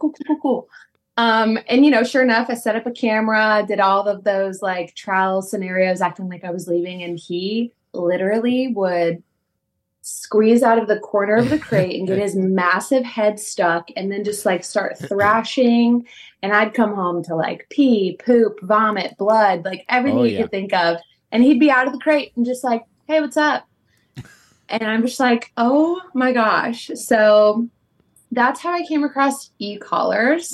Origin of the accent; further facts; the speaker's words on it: Westerville, Ohio, United States; moved away as an adult; also born or lived in West Virginia; now in Greensboro, United States; raised in Ohio, Columbus area